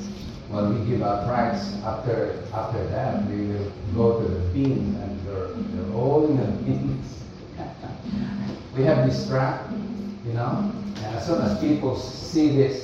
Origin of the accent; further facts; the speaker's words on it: Philippines; first language Filipino; English is a second language; now in Australia; But I'm a Filipino, and my tongue is Filipino. I still have to translate the English before I can speak it out.